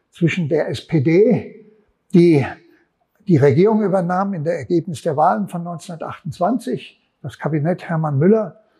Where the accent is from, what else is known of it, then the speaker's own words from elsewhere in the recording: Frankfurt, Hesse, Germany; Offenbach, ich komme aus Frankfurt, Offenbach war so einer auch.